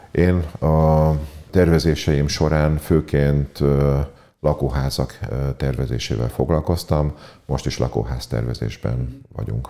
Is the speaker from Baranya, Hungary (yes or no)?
yes; Pécs, Baranya, Hungary; Pécsiként nagyon büszkék vagyunk a Zsolnaira